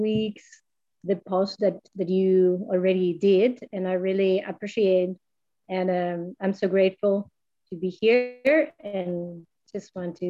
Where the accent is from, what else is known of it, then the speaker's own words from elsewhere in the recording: Costa Rica; I'm from Costa Rica